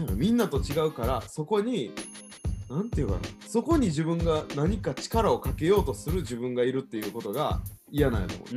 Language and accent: Japanese; Kansai, Japan; accent: Kansai dialect; also born or lived in Tokyo; 関西弁喋ってても、はいはい関西人やってるな俺